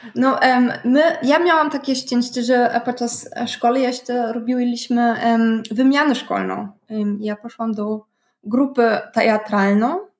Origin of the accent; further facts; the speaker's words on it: Berlin, Germany; ja pochodzę z Berlina